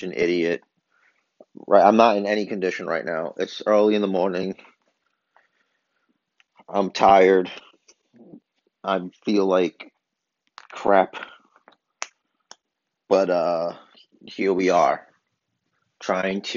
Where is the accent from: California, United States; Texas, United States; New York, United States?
New York, United States; New York City; I'm from Brooklyn